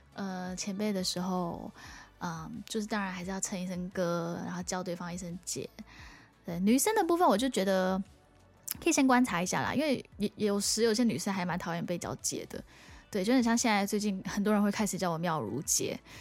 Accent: Singapore; moved away as an adult; now in Taiwan; 因为我们新加坡人很习惯我们在讲中文的时候，你会先用英文去思考那个句子

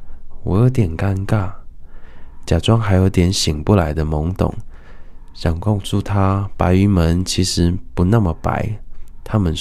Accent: Taichung, Taiwan; 因为我是台中人，然后都在台北念书，所以很多时候就是会忘记那个当初的那个感觉。

